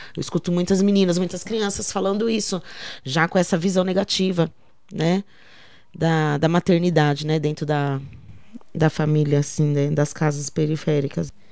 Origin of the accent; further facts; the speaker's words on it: Jardim Teuvina / Parque Guaianases, São Paulo, Brazil; Eu nasci no Jardim Teuvina que era o nome daqui antes, né? Aí depois se tornou Parque Guaianazes. E moro aqui desde que eu nasci